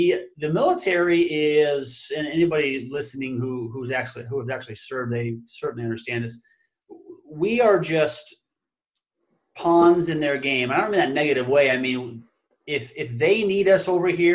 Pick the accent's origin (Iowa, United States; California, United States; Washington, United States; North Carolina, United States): Iowa, United States; Council Bluffs; also born or lived in Sioux Falls, South Dakota; I was born and raised in Council Bluffs, Iowa, which is a suburb of Omaha, Nebraska.